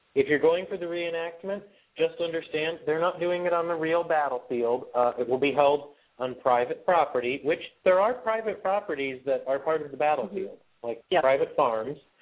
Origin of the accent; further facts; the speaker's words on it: Wyoming, Pennsylvania, United States; my hometown of Wyoming, Pennsylvania